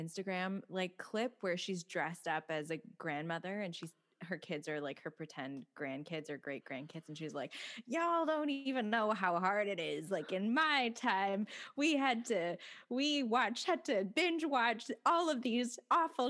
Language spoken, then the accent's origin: English; Canada; we are so markedly Canadian